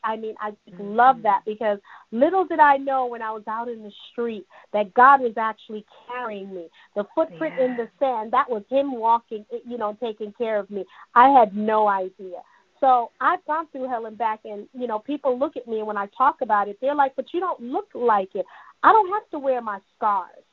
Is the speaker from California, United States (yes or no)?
no; New York City, New York, United States; also born or lived in Jamaica; now in Georgia, United States; My dad, my granddad raised me in Jamaica. You know, I'm Jamaican and Cuban, raised in Brooklyn, New York